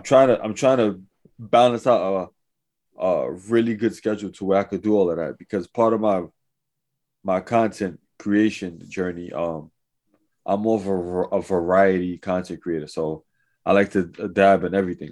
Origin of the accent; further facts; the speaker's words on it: New York City, New York, United States; I was from Manhattan. I was in Lower East Side